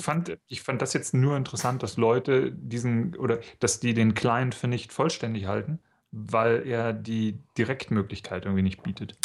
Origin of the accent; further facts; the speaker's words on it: East Germany, Germany; Ich komme aus dem Osten, ja. Ich bin praktisch auf dem FKK-Zeltplatz aufgewachsen